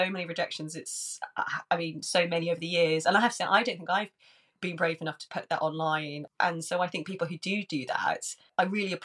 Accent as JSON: {"language": "English", "area": "Worcestershire", "region": "West Midlands", "country": "United Kingdom", "tie": "born or raised there", "moved": "yes", "lives_now": "London, United Kingdom", "said": "I grew up in Worcestershire"}